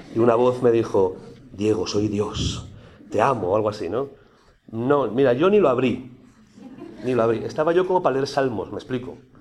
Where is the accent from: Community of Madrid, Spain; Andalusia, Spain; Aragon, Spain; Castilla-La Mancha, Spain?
Aragon, Spain; yo soy aragonés